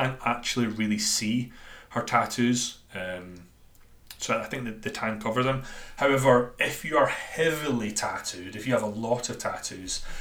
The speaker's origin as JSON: {"language": "English", "town": "Dundee", "region": "Scotland", "country": "United Kingdom", "accent": "Dundonian", "said": "my Dundonian accent"}